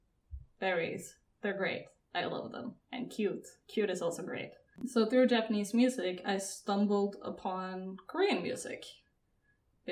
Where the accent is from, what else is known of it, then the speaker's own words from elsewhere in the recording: Norway; I'm from Norway